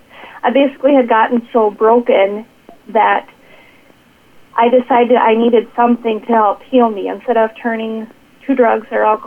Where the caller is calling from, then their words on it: Watertown, South Dakota, United States; I am coming from Watertown, South Dakota.